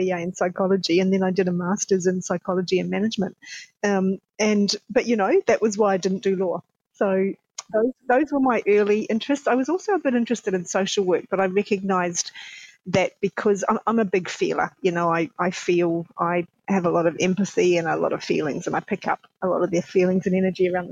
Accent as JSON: {"language": "English", "country": "New Zealand", "tie": "born or raised there", "said": "I'm a Kiwi, so I was born in New Zealand"}